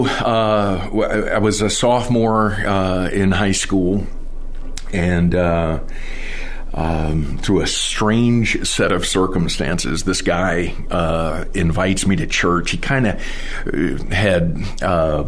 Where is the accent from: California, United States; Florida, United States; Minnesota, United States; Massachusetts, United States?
Florida, United States; Miami; now in Douglasville, United States; I grew up in Miami, Florida